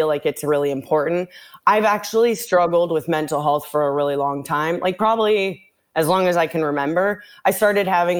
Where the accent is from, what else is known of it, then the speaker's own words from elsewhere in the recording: Santa Monica, California, United States; moved away as an adult; now in Miami, United States; I was born and raised in Los Angeles, California, Santa Monica. I recently live in Miami.